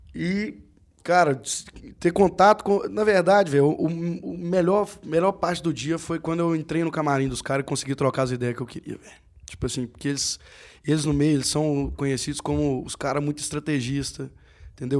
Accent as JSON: {"language": "Portuguese", "town": "Conceição do Mato Dentro", "region": "Minas Gerais", "country": "Brazil", "said": "eu sou de Conceição do Mato ah, Dentro"}